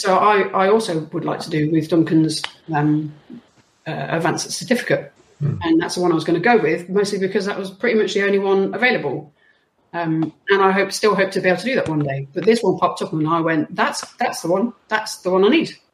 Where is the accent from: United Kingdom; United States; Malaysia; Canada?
United Kingdom; West Midlands; moved away; I'm from the West Midlands